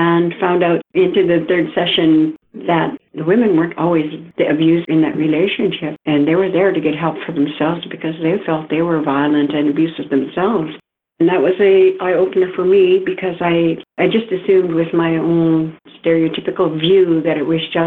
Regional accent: Lillooet, British Columbia, Canada; I come from the Lillooet Nation, and that is just about 30 minutes north of Whistler in BC.

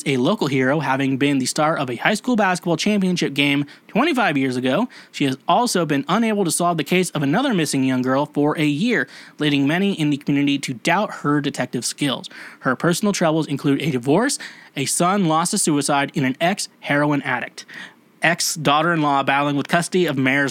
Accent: Kansas, United States; I'm from Kansas

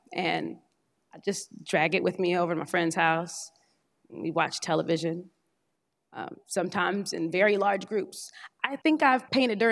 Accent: Indiana, United States; now in Durham, United States; I was born in Durham, North Carolina, but when I was an infant, we moved to Indiana

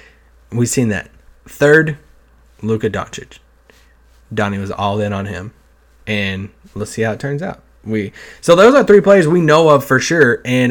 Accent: Kentucky, United States; I'm from Kentucky.

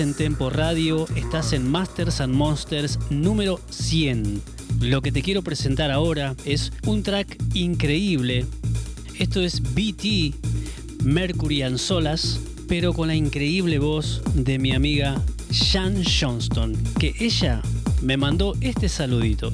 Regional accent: Argentina; nuestros talentos argentinos

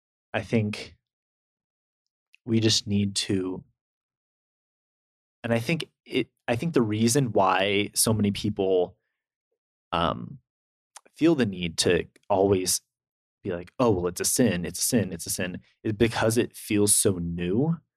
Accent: California, United States; I've had exposure to that because I'm from California.

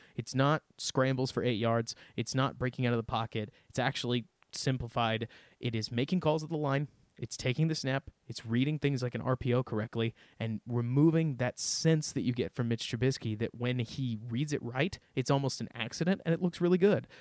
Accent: Dallas, Texas, United States; I grew up in Dallas, Texas

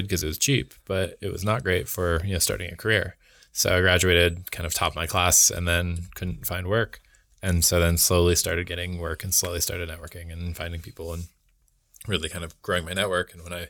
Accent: Oregon, United States; now in Colorado, United States; I grew up in Oregon. I went to school in Rhode Island, and then I moved to Colorado afterwards.

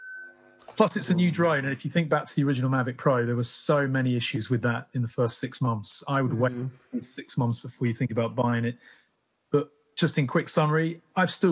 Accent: Cheshire, North West England, United Kingdom; also born or lived in Manchester; now in Bristol, United Kingdom; I'm from Cheshire originally.

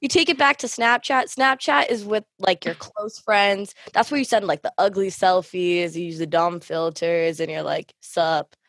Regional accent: Canada; myself being Thumbel Canadian

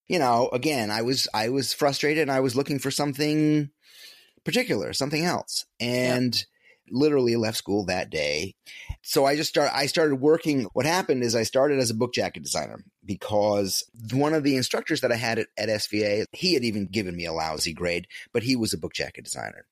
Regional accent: upstate New York, United States; moved away as an adult; my hometown, a little small upstate upstate New York hometown

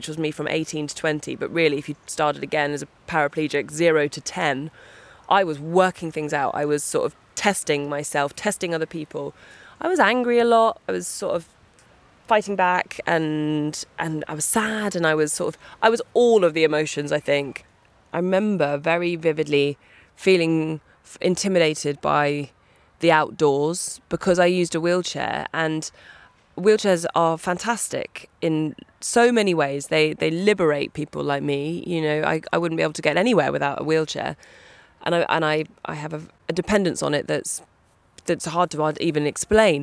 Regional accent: East Sussex, South East England, United Kingdom; So I grew up in East Sussex. We were in the middle of nowhere, in a tiny little cottage

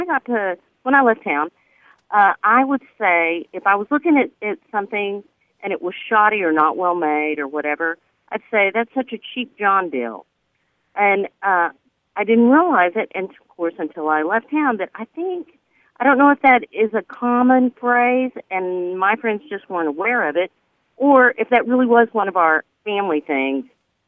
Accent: north central West Texas, United States; now in Grand Prairie, United States; growing up in, north central West Texas

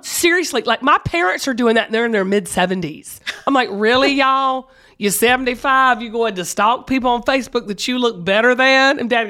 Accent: the South, United States; I'm from the South.

